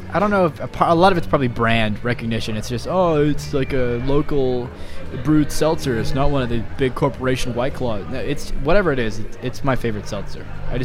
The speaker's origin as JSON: {"language": "English", "region": "Michigan", "country": "United States", "tie": "born or raised there", "said": "I used to love playing pool with my uncle every day of my life when I was growing up in Michigan."}